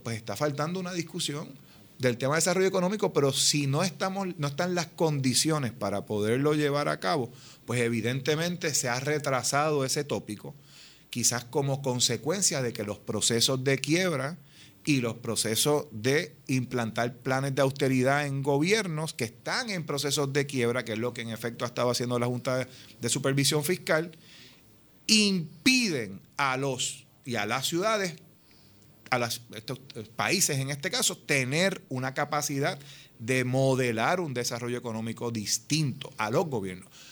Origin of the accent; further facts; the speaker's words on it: Puerto Rico; somos puertorriqueñas, puertorriqueños, todos los que estamos aquí trabajando para el país